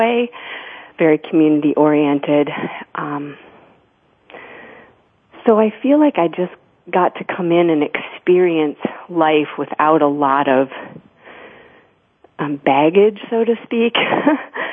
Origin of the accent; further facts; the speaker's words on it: Grand Haven, Michigan, United States; I was born in Grand Rapids, Michigan, but my family moved to Grand Haven, Michigan when I was 2 years old